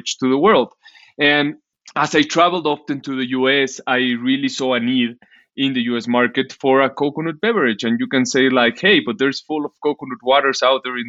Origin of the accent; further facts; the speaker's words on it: Mexico City, Mexico; I'm from Mexico, live in Mexico City, born and raised